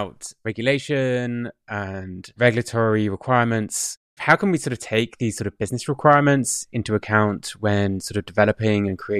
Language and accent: English; England, United Kingdom; as an Englishman